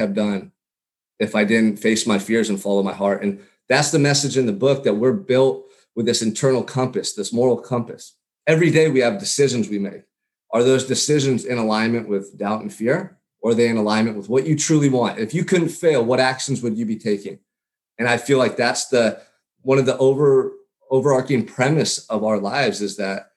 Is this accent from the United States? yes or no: yes; Santa Barbara, California, United States; growing up in Santa Barbara, California.